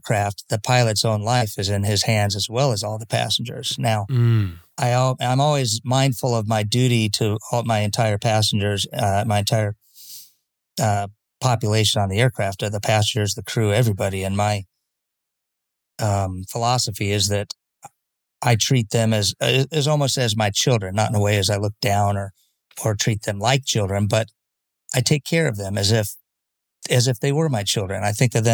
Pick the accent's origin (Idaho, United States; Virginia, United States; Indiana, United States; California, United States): California, United States; Escondido; grew up in San Diego, Northern County, it was called. It was a little place called Escondido.